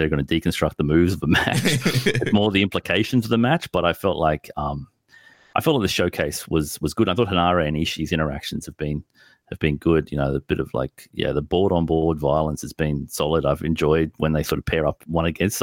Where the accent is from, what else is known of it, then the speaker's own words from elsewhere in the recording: Australia; we look to as Australians